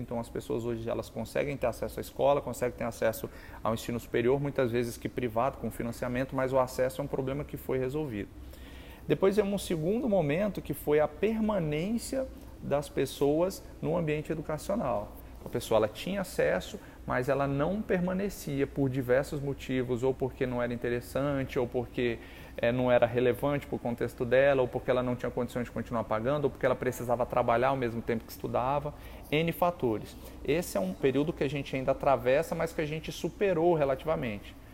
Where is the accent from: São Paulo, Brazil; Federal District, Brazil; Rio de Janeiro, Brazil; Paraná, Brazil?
Federal District, Brazil; Brasília; eu nasci, moro em Brasília